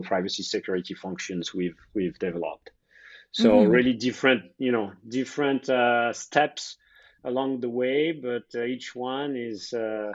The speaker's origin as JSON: {"language": "English", "country": "France", "accent": "French", "moved": "as an adult", "lives_now": "New York City, United States", "said": "I am French, although I got U.S. citizenship 2 weeks ago as well."}